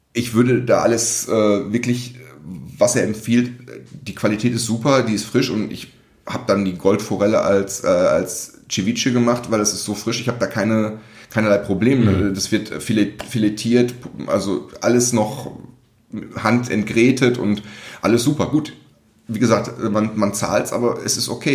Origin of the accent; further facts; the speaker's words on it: Recklinghausen, North Rhine-Westphalia, Germany; moved away; Aufgewachsen, geboren, ein Feinschmeckerparadies, diese Stadt